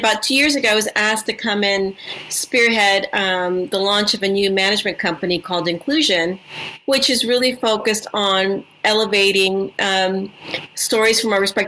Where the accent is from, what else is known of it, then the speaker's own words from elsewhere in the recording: Edinburg, Texas, United States; moved away as an adult; now in Los Angeles, United States; So I'm Mexican-American. I grew up in a small town in South Texas called Edinburgh.